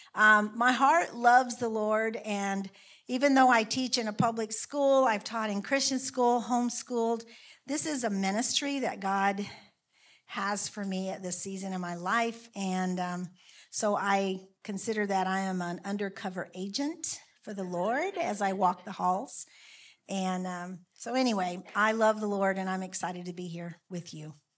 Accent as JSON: {"language": "English", "region": "South Carolina", "country": "United States", "tie": "born or raised there", "also_born_or_lived": "Fairbanks, Alaska", "moved": "yes", "lives_now": "Alaska, United States", "said": "I grew up in South Carolina, rural South Carolina."}